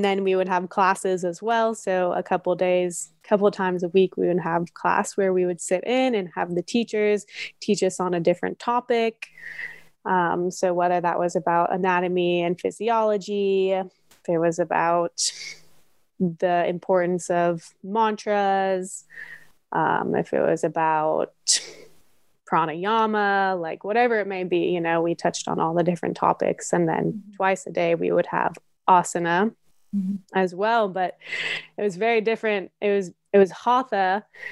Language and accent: English; Nevada City, California, United States; my hometown in Nevada City in California